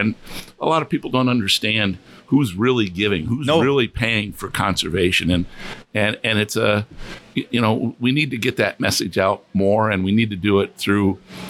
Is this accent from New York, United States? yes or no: yes; New York, United States; gee, I'm from New York. I'd never been exposed to this.